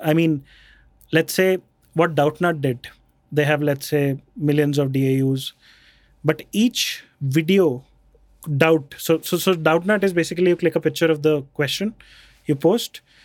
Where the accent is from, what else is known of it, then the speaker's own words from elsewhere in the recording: Jaipur, Rajasthan, India; also born or lived in Bikaner; So, we grew up in Jaipur. I was born in Bikaner. Then we grew up in, uh, Jaipur.